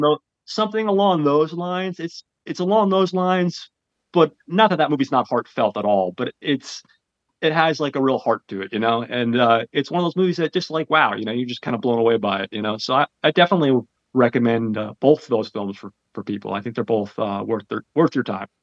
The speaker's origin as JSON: {"language": "English", "region": "New Jersey", "country": "United States", "said": "I'm from Jersey"}